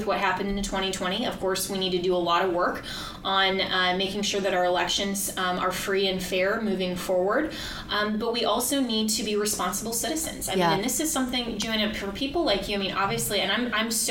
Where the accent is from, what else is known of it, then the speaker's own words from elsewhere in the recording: Colorado, United States; my home state of Colorado